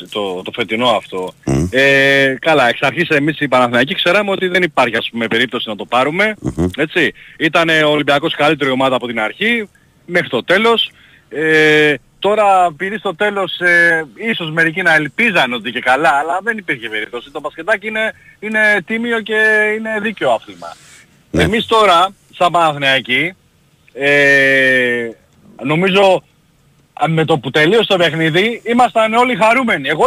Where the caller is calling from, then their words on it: Brisbane, Queensland, Australia; είμαι από το Brisbane.